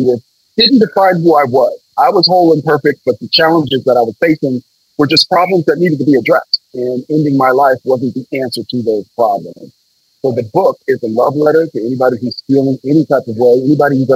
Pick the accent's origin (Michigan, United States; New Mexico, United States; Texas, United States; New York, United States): Michigan, United States; Detroit; also born or lived in San Francisco, California; I grew up primarily in Detroit, Michigan, living with my paternal grandparents.